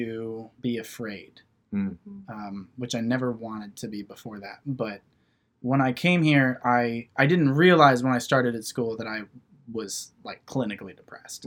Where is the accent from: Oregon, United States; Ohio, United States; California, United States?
Ohio, United States; Wapakoneta; I grew up in Wapakoneta, Ohio